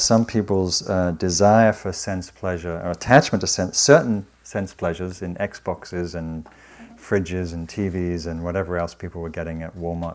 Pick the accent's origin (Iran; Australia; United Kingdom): United Kingdom; the north of England; moved away; I was raised in Northern England in a working class family